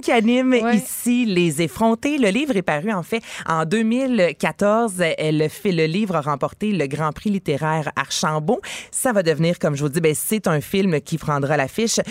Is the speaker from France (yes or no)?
no; Varennes, Quebec, Canada; je viens de Varennes. Quand on était jeune, on faisait des feux dans le bois à Verchères